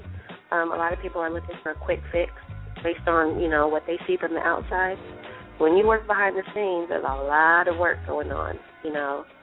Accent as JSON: {"language": "English", "town": "Phoenix", "region": "Arizona", "country": "United States", "tie": "born or raised there", "also_born_or_lived": "San Diego / Texas", "moved": "as an adult", "lives_now": "Atlanta, United States", "said": "I grew up in Phoenix, started off in dance"}